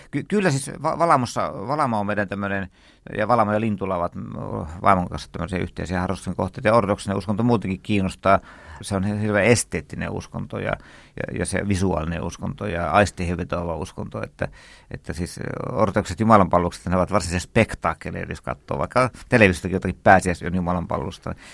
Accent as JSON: {"language": "Finnish", "town": "Turku", "region": "Southwest Finland", "country": "Finland", "said": "Minähän olen turkulainen."}